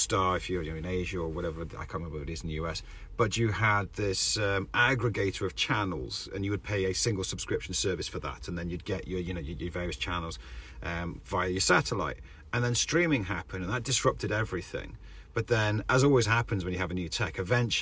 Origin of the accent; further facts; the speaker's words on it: Wales, United Kingdom; Rich and I grew up in Wales, where it's there's nothing happening.